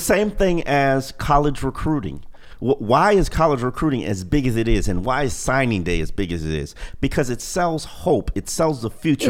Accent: Miami Gardens, Florida, United States; I'm from Carroll City

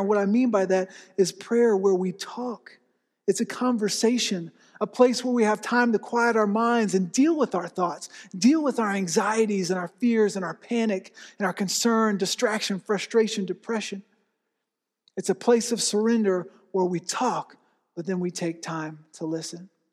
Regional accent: Florida, United States; also born or lived in Pennsylvania; now in Oklahoma, United States; I grew up in Florida

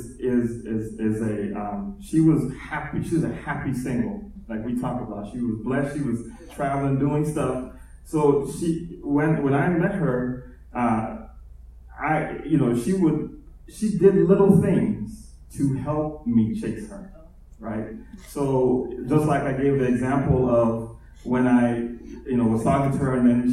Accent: United States; I'm also a Ghanaian and Nigerian man, born in America

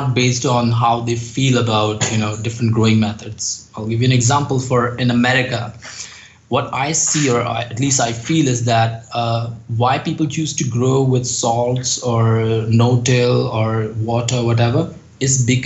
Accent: Uttarakhand, India; if you go to Uttarakhand, that is my hometown

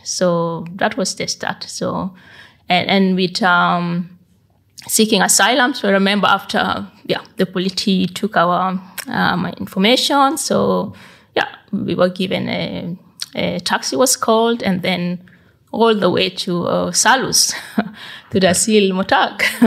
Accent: South Sudan; moved away as an adult; also born or lived in Bergen, Norway; now in Norway; I was born and raised up in South Sudan until 1990.

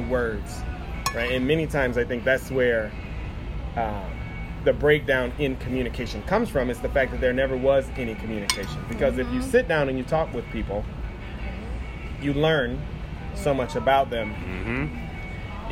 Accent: Midwest, United States; I am a Midwest born and raised American

